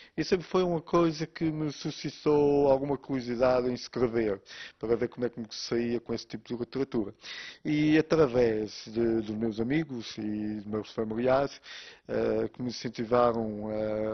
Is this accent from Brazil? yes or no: no; Flores, Azores, Portugal; eu nasci nas Flores eh, há 35 anos e desde aí que só saí de lá para férias